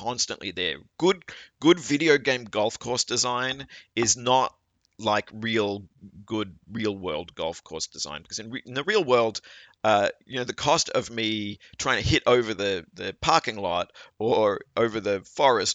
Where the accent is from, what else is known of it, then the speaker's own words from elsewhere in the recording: Australia; am an Australian, and you know, Australia is a sporting culture, and I grew up watching a lot of sports.